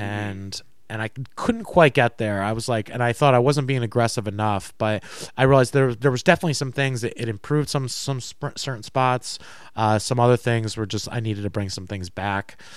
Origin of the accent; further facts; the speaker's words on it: Tuxedo Park, New York, United States; Tuxedo Park, New York